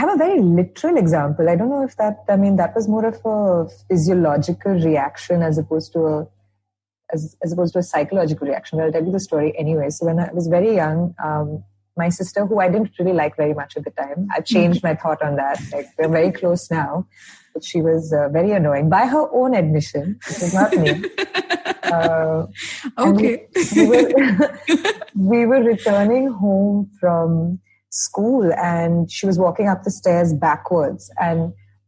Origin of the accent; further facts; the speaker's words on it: Goa, India; I'm from Goa.